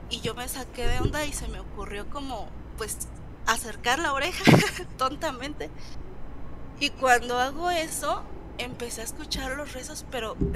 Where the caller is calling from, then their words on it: Michoacán, Mexico; De Michoacán.